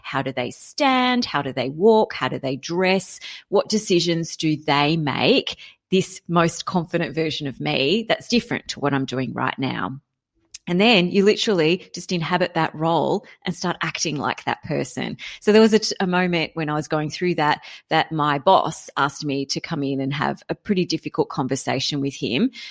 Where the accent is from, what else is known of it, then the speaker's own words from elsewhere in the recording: Canberra, Australian Capital Territory, Australia; I grew up in Canberra